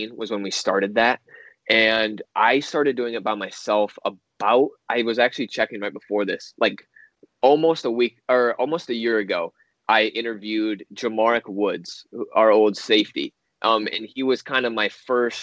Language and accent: English; Holland, Michigan, United States; I'm from the west side over by the Holland area